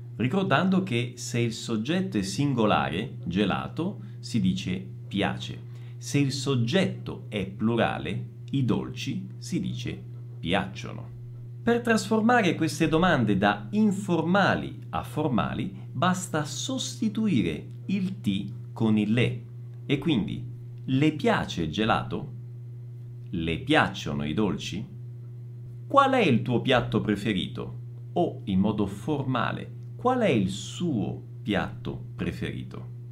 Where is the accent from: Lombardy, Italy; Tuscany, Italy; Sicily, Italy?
Sicily, Italy; Messina; now in Bragança Paulista, Brazil; Sono nato a Messina